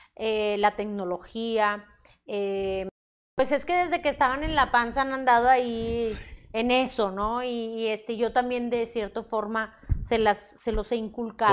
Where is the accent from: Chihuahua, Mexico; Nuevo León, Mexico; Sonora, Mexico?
Nuevo León, Mexico; Monterrey; Aquí en Monterrey, orgullosamente Regia, Regia México, exactamente Monterrey